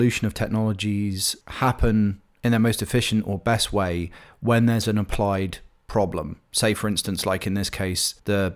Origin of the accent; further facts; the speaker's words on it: United Kingdom; moved away as an adult; now in United States; a Brit who now, you know, I live in the US now, but I lived in Britain at the time